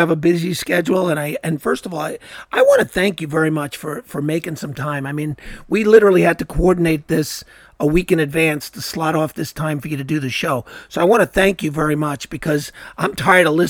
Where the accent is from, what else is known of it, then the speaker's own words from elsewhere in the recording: New York, United States; I played football, obviously, growing up in New York.